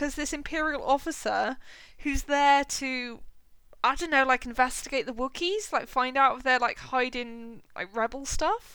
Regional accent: United Kingdom; a British person

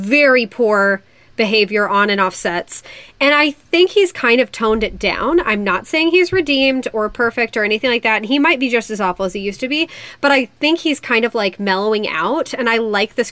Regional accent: Indiana, United States; I'm from Indiana

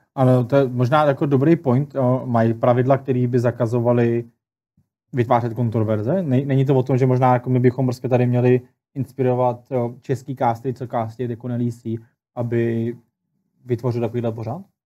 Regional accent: Czechia; u nás v Čechách

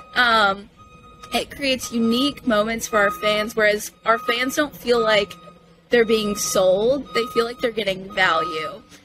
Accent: Corpus Christi, Texas, United States; moved away as an adult; now in Savannah, United States; I'm from Corpus Christi, Texas, uh, way down south on the coast

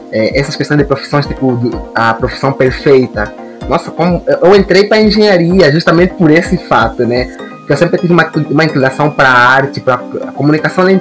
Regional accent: Angola; Chegar e me perguntar, nossa, de onde você vem? Eu, tipo, ah, vim de Angola. Ah, mas você fala tão bem português, parabéns. Eu, tipo, caramba, Angola fala português, cara.

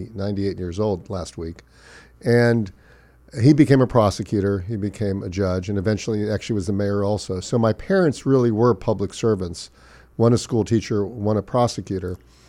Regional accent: Miami Beach, Florida, United States; Well, I was born and raised in Miami Beach. I went to the same high school my mother taught at and where my daughter will graduate from this year.

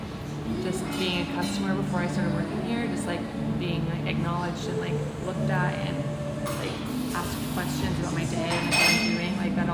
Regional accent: Arkansas, United States; now in Texas, United States

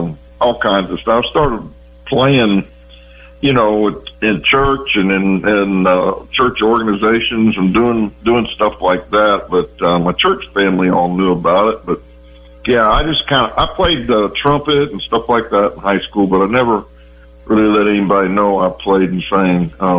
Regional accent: Lebanon, Ohio, United States; Lebanon, Ohio.

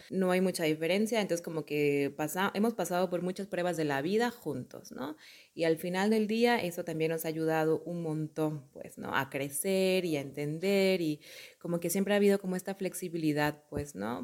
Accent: Mexico; yo soy de un mexicana, de una familia súper católica

